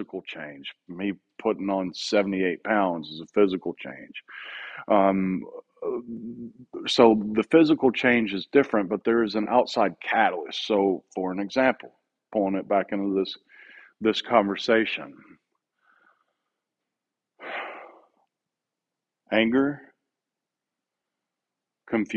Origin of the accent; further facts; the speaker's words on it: Southeast, United States; moved away as an adult; now in Oceanside, United States; I grew up in the Southeast. I grew up understanding things with a Southeastern understanding and celebrations